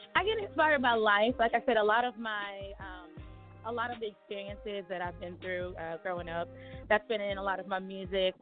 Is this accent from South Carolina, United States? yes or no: no; Chattanooga, Tennessee, United States; I'm from Chattanooga, Tennessee